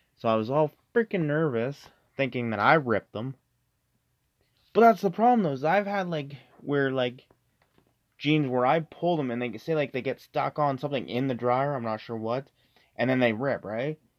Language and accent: English; Canada; we're from Canada